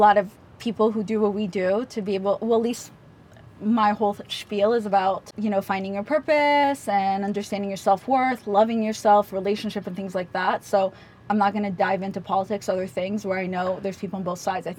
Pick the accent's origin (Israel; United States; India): Israel; moved away; also born or lived in Russia; No, we grew up in Israel. Back then during communism, they kicked us out for being Jews.